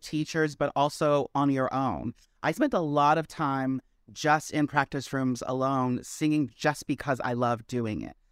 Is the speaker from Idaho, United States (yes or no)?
no; Maryland, United States; now in New York, United States; I originated in Maryland.